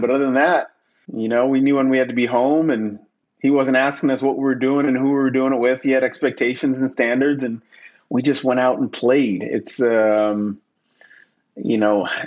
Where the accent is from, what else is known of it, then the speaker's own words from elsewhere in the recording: Toronto, Ontario, Canada; moved away as an adult; also born or lived in Freeport, Grand Bahama / Washington, District of Columbia, United States; now in Cayman Islands; I'm originally from Toronto, Ontario. That will always be home for me